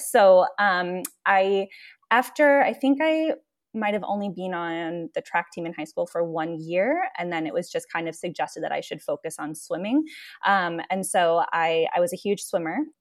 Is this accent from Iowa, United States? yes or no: yes; Cedar Rapids, Iowa, United States; moved away as an adult; also born or lived in Guatemala City, Guatemala; I am originally from Cedar Rapids, Iowa. was raised there